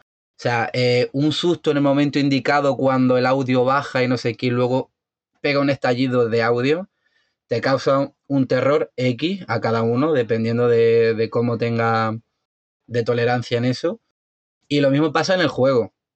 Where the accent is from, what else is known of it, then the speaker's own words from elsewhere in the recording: Spain; soy español